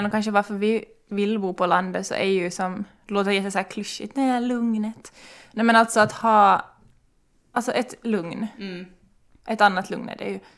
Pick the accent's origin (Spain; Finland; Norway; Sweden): Finland; Ekenäs, Uusimaa; uppvuxen i Ekenäs som